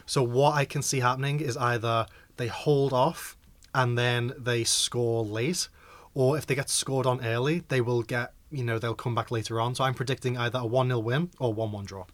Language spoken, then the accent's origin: English; Liverpool, North West England, United Kingdom; I am a Liverpoolian